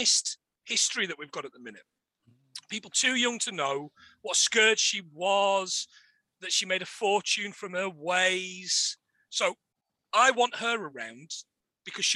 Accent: Nottingham, East Midlands, United Kingdom; moved away; where I grew up, that's how I grew up sounding, because I'm from Nottingham

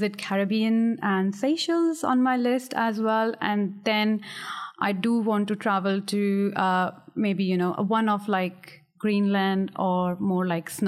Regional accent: Delhi, India; moved away as an adult; also born or lived in Miami / Boston / Singapore; now in United Kingdom; I am in India based from Delhi, so the capital city.

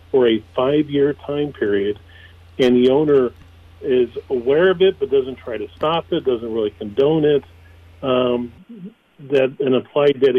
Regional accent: California, United States; so both my father and mother raced Jeeps there in the 60s. And so I grew up experiencing riding in Jeeps from underneath the Pismo Pier all the way down to Point Sal

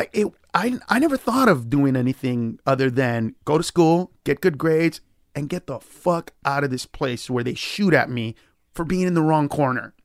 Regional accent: Los Angeles, California, United States; I grew up in East L

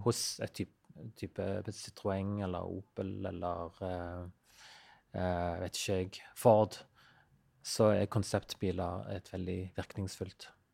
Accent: Western Norway, Norway; moved away; sånn som den øya der jeg vokste opp, der er Det er jo nesten ikke et flatt jord

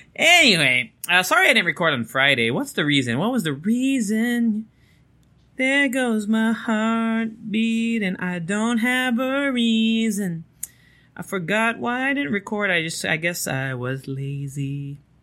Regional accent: Japan; moved away; growing up in Japan

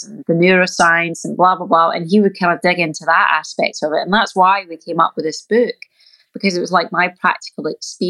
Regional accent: Scotland, United Kingdom; moved away as an adult; now in California, United States; when you grow up in Scotland

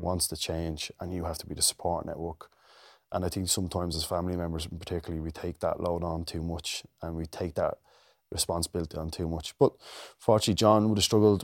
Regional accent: Dublin, Leinster, Ireland; growing up in Ballymun.

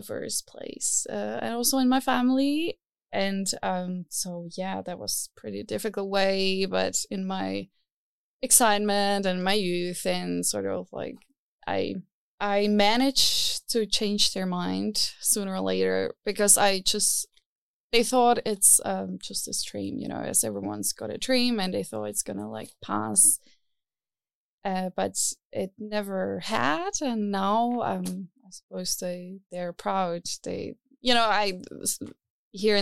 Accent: Czechia; moved away as an adult; now in Berlin, Germany; I come from Czech Republic, and there the scene was not so big

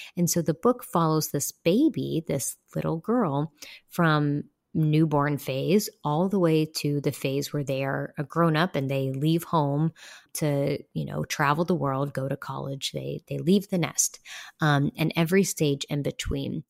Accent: West Virginia, United States; moved away as an adult; my home state of West Virginia because that's where my people are. I grew up there

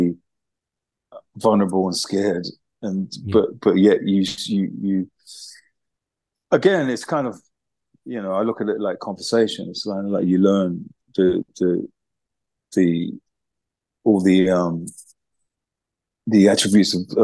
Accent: London, United Kingdom; as a teenager growing up in East London, Hackney, during the 70s

